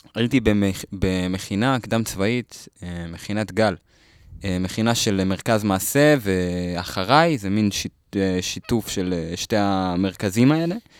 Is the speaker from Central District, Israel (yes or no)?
yes; Lod, Central District, Israel; גדלתי בלוד